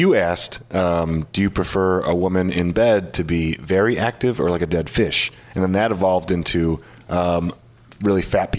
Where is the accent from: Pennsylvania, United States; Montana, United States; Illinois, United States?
Illinois, United States; Chicago; I'm from Chicago.